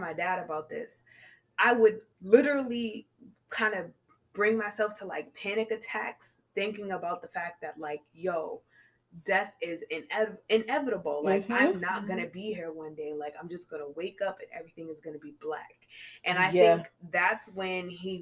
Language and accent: English; Cambridge, Massachusetts, United States; also born or lived in Beverly, Massachusetts / Boston; I grew up in Cambridge